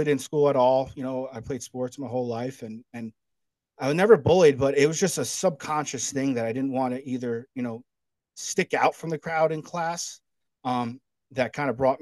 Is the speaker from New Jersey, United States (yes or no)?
yes; New Jersey, United States; moved away as an adult; now in Charleston, United States; I grew up in New Jersey my whole life, and then I moved down here in 2016 to Charleston, South Carolina.